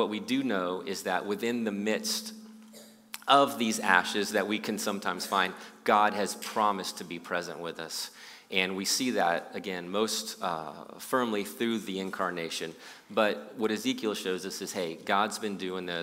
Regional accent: Austin, Texas, United States; moved away as an adult; now in Houston, United States; I moved to Houston about 22 years ago or so from Austin, and I grew up in Austin

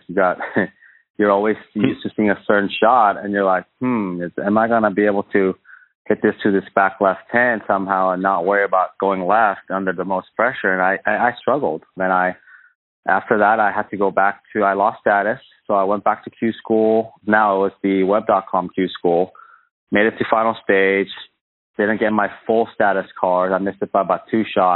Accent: Chambers Bay, Washington, United States; It's in my hometown

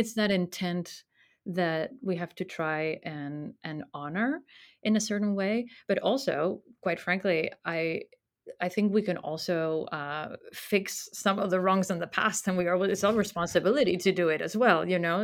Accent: Spain; moved away as an adult; I was born in Spain and grew up there, studied there.

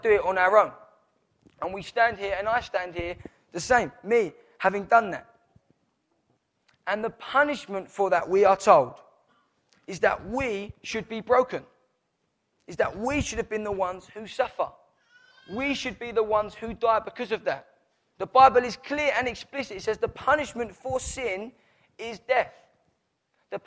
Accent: Downham, United Kingdom; I was born in Downham.

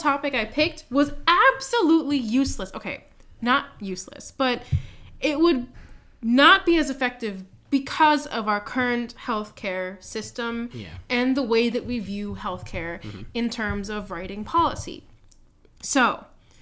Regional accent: Jersey City, New Jersey, United States; moved away as an adult; now in Philadelphia, United States; I was born in Jersey City. We lived in the predominantly Filipino community there.

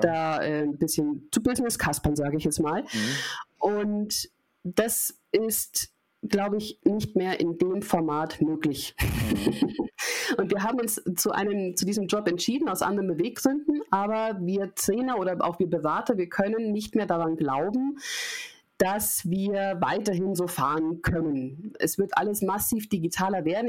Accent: Munich, Bavaria, Germany; Ich bin Münchnerin, ich bin 38 Jahre alt

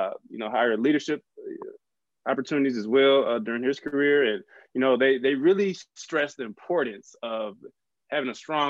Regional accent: Chicago, Illinois, United States; I was born in July 1991 in Chicago, Illinois.

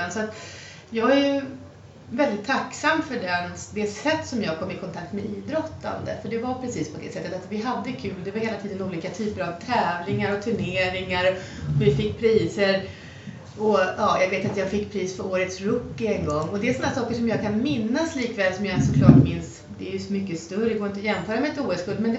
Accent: Mälardalen, Sweden; det finns så mycket runstenar i det området som jag har vuxit upp

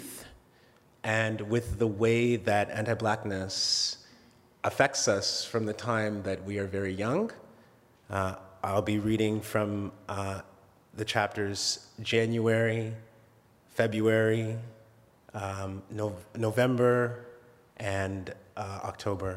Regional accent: Oshawa, Ontario, Canada; also born or lived in Alberta; We moved from Alberta to Ontario when I was 5 years old and settled in Oshawa

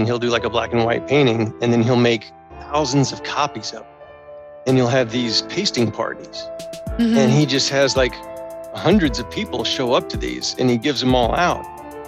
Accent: Florida, United States; now in California, United States; I'm originally from Florida, but I escaped out here to California

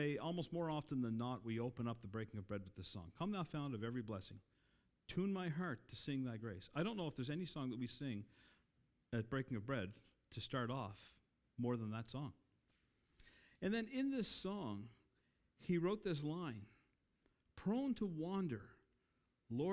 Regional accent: Cape Breton, Nova Scotia, Canada; I grew up in Cape Breton.

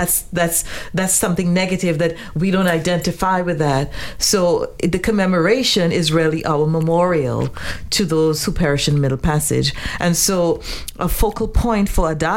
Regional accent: Trinidad & Tobago; I grew up in Trinidad

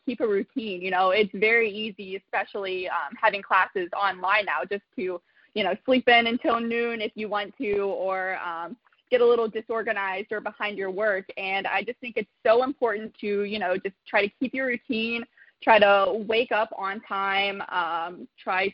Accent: Newport, Ohio, United States; I am a local, so I am from Newport, Ohio

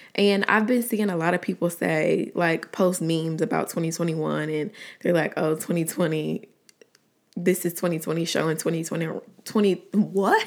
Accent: Atlanta, Georgia, United States; also born or lived in College Park, Georgia / Riverdale, Georgia; I was born and raised in Atlanta, Georgia. Southside, more specifically

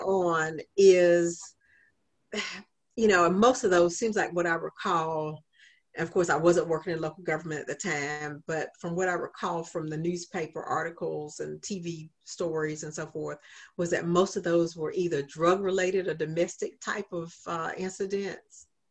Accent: Augusta, Georgia, United States; also born or lived in Richmond, Virginia / Williamsburg, Virginia; this is my hometown

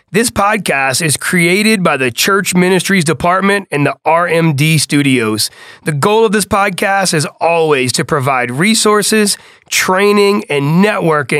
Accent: New Orleans, Louisiana, United States; growing up on the West Bank of New Orleans

